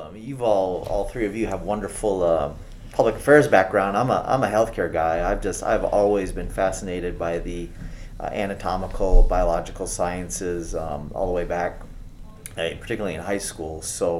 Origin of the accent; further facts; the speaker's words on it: Maine, United States; moved away as an adult; also born or lived in Aberdeen Proving Ground, Maryland / Michigan / Phoenix; now in Las Vegas, United States; and we spent several years in Michigan in the cold, and I grew up in Maine